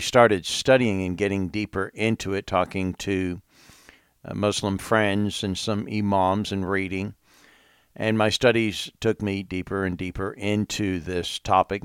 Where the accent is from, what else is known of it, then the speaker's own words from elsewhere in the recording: England, United Kingdom; moved away; now I grew up in England as well